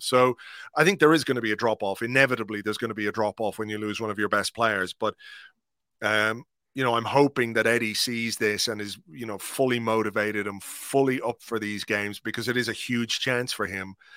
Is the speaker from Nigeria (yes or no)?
no; Ireland; as an Irishman